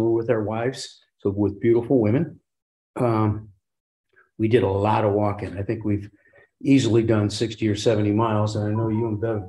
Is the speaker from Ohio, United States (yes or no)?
yes; Parma, Ohio, United States; I'm from Parma